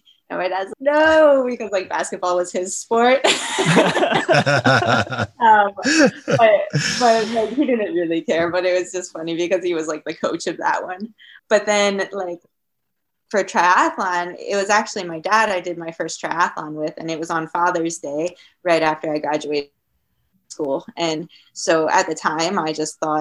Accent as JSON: {"language": "English", "region": "Maryland", "country": "United States", "also_born_or_lived": "Colorado / Syracuse, New York", "moved": "as an adult"}